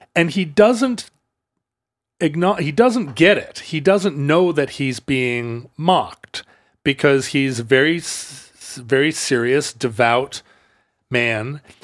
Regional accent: United States; being an American

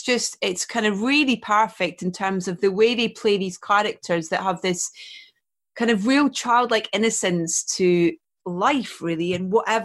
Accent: Scotland, United Kingdom; I grew up in Scotland

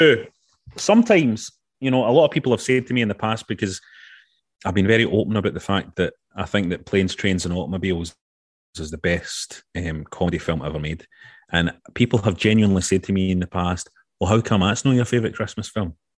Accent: Glasgow, Scotland, United Kingdom; growing up in Glasgow

